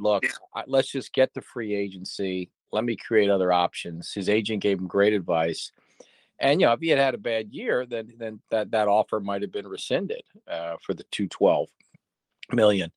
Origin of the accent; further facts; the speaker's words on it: Philadelphia, Pennsylvania, United States; I'm from Philly